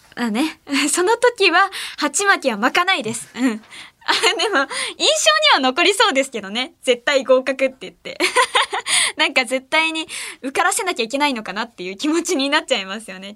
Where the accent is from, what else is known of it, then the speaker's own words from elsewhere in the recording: Ehime, Japan; 私愛媛県出身